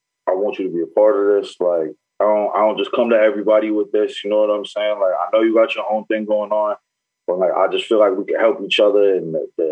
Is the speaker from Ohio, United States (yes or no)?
no; Newburgh, New York, United States; I'm from Newburgh